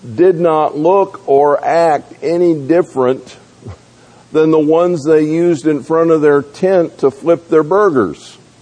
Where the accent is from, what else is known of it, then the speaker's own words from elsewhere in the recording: the South, United States; moved away; also born or lived in North Georgia; I grew up in the South